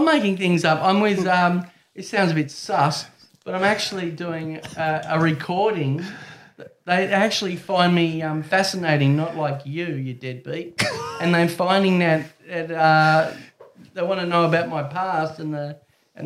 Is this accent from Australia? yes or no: yes; Australia; I love being an Australian